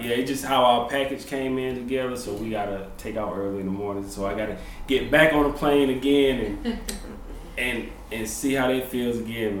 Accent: Jonesville, South Carolina, United States; I'm from Jonesville, South Carolina. He's from Spartanburg. So we're about like 30 minutes apart

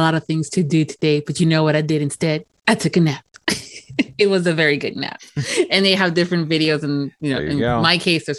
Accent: United States; also born or lived in Miami; I don't have the accents when I speak. That's because I'm American.

